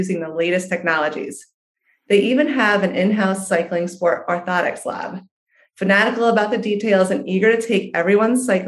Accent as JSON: {"language": "English", "region": "New York", "country": "United States", "said": "I'm a New Yorker too"}